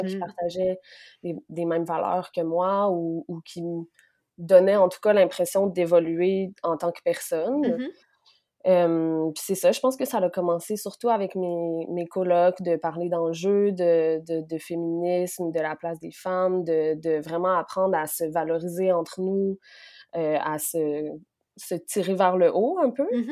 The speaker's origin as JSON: {"language": "French", "town": "Quebec City", "region": "Quebec", "country": "Canada", "tie": "born or raised there", "also_born_or_lived": "Côte-Nord, Quebec", "moved": "as an adult", "lives_now": "Montreal, Canada", "said": "je suis née sur la côte nord, dans une petite famille super aimante. ensuite, j'ai grandi à Québec"}